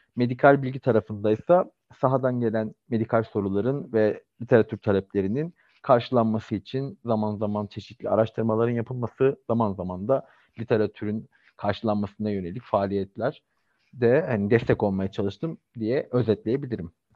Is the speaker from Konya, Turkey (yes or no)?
no; Istanbul, Turkey